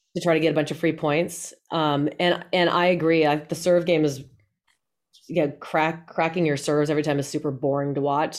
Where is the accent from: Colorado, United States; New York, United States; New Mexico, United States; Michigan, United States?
Colorado, United States; I'm from Colorado.